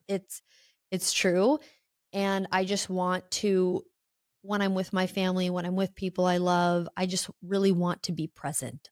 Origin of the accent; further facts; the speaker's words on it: Illinois, United States; moved away as an adult; I'm from Illinois, um, I, I got out right after high school, like, my hometown isn't something I love